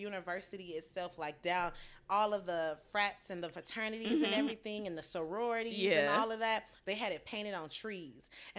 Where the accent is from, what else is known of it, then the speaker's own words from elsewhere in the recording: the South, United States; I mean, I'm from the South, so it's a little, it was a little different.